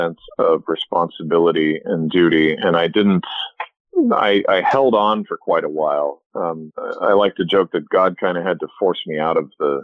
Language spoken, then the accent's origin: English; Southern California, United States; also born or lived in Edmonton, Alberta, Canada / Los Angeles; grew up in Southern California